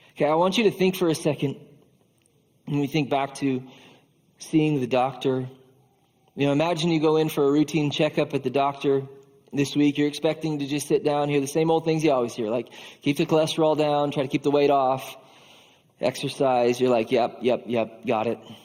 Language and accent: English; Iowa, United States; As an Iowan